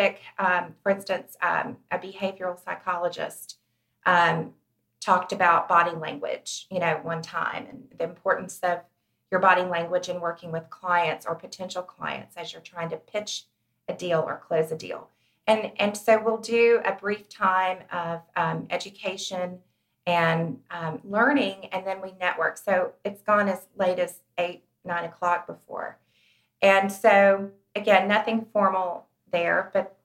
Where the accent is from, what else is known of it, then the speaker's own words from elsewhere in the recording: Chattanooga, Tennessee, United States; moved away as an adult; I grew up in Chattanooga, but I've been gone for many years. And I had recently moved back